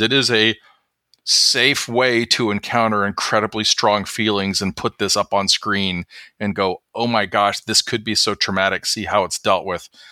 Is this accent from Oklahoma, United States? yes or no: yes; Oklahoma, United States; moved away; my home state